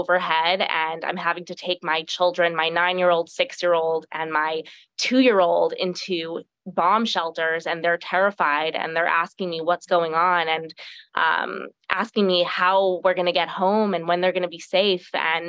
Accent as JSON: {"language": "English", "town": "Los Angeles", "region": "California", "country": "United States", "said": "So I'm from Los Angeles"}